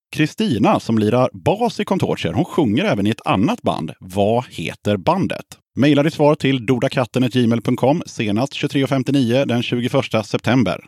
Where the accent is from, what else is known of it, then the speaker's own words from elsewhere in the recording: Gothenburg, Västra Götaland, Sweden; Born and raised i Göteborg